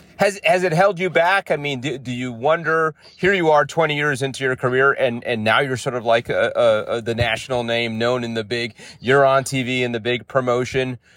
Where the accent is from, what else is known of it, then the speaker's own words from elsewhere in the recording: New York City, New York, United States; I grew up in the in the Bronx